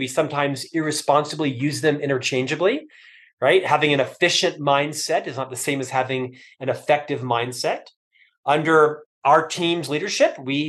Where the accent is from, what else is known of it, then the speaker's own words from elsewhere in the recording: Orlando, Florida, United States; moved away as an adult; also born or lived in Provo, Utah / United Kingdom; Born and raised in Central Florida, Orlando.